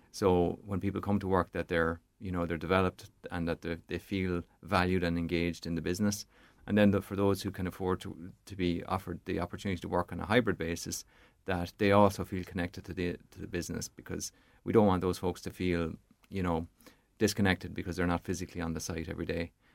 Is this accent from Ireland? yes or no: yes; Portarlington, Leinster, Ireland; now in County Longford, Ireland; from a child growing up in Port Arlington, my, my mum and dad are still there